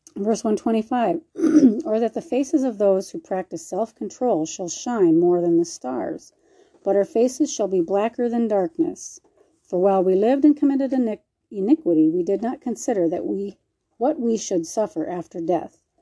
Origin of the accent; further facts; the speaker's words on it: Minnesota, United States; moved away; I'm from Minnesota